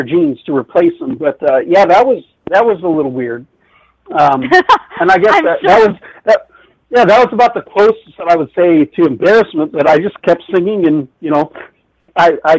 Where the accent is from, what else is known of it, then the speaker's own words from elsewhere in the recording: Yorba Linda, California, United States; moved away; also born or lived in Bath, Michigan / Alaska; I grew up in Orange County, California. I grew up in Yorba Linda